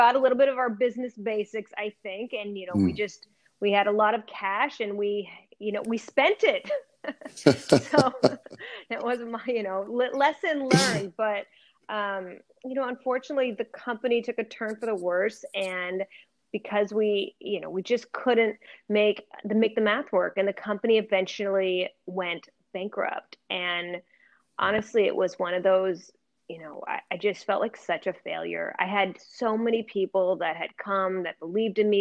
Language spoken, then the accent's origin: English; Portland, Oregon, United States; I grew up in Portland, Oregon